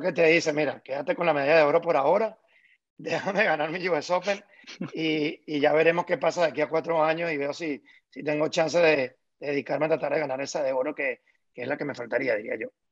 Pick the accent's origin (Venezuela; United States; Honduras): Venezuela; como venezolano